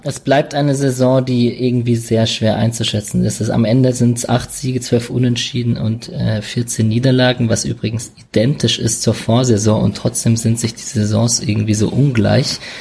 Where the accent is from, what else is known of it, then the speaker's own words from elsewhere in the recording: Berlin, Germany; ich komme ja aus Berlin